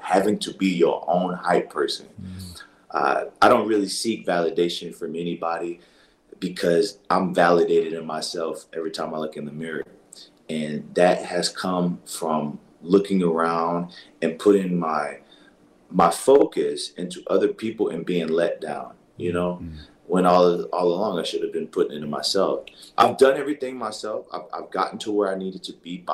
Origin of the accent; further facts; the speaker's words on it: New Orleans, Louisiana, United States; I grew up in a part of New Orleans where, I went to, it was a predominantly black school